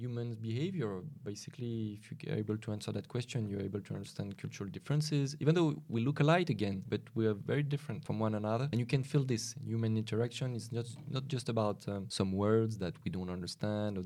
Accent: Lyon, Auvergne-Rhône-Alpes, France; now in Paris, France; I'm from Lyon originally. I've moved to Paris.

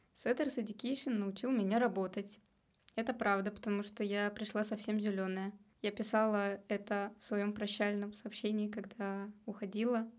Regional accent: Samara, Samara Oblast, Russia; moved away as an adult; now in Saint Petersburg, Russia; я из Самары, и когда я туда приезжаю, домой, я не чувствую больше, что это мой дом

